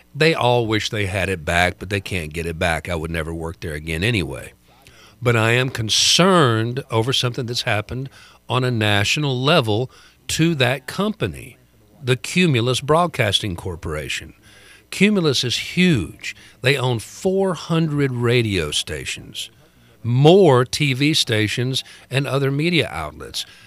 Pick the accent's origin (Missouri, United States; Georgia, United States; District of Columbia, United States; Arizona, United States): Georgia, United States; Bowdon; it's something that is celebrated in my hometown